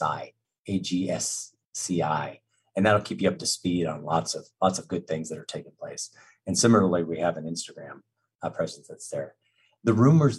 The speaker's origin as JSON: {"language": "English", "region": "Southeast Colorado", "country": "United States", "tie": "born or raised there", "said": "we listen to Paul Harvey all the time growing up in Southeast Colorado"}